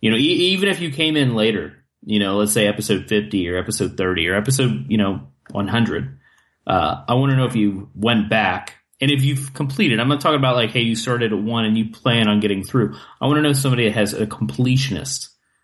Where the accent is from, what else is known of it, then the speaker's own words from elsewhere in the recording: Ohio, United States; I grew up in Ohio and my dad is from West Virginia.